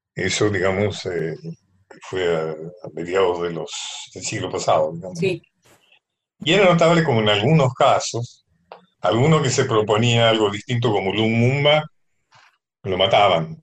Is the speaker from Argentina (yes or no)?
yes; Argentina; los argentinos tenemos un sentimiento nacional muy débil